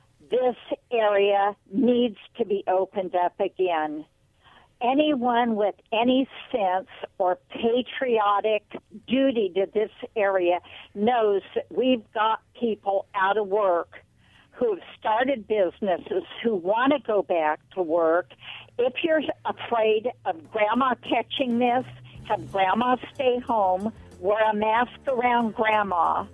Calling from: Richland, United States; This is … from Richland.

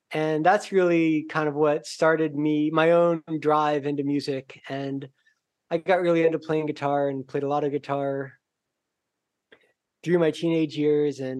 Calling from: Aguada, Puerto Rico; Uh, Aguada, Puerto Rico.

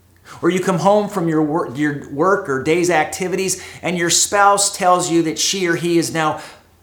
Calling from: Costa Mesa, California, United States; I am broadcasting from Costa Mesa, California, from my living room here in our home.

